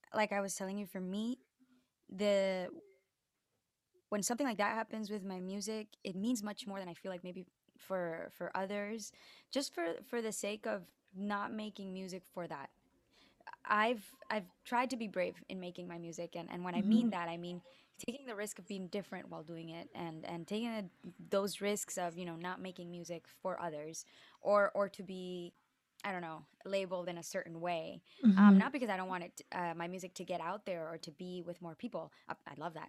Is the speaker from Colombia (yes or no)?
yes; La Guajira, Colombia; moved away as an adult; also born or lived in Boston; now in New York, United States; people can confuse my accent from there as well. And even more, I grew up speaking English because my dad worked for a mining company